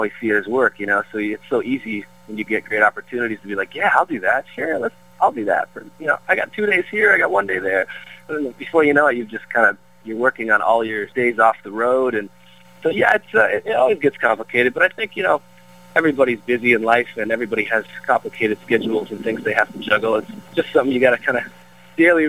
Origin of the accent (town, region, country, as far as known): Peterborough, Ontario, Canada; born or raised there; moved away as an adult; now in Brentwood, United States